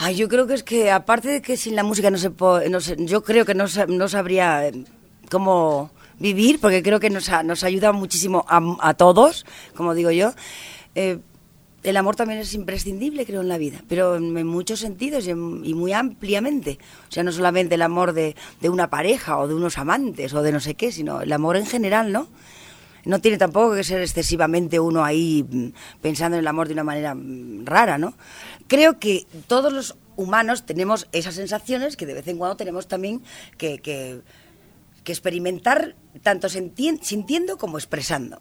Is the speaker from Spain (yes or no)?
yes; Spain; el folclore de mi tierra